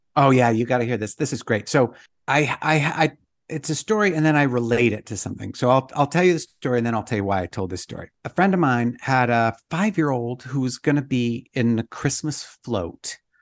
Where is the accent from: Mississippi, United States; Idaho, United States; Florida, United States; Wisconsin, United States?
Idaho, United States; now in Utah, United States; I'm from Idaho, and now I live in Utah, and the summer before I moved from Idaho to Utah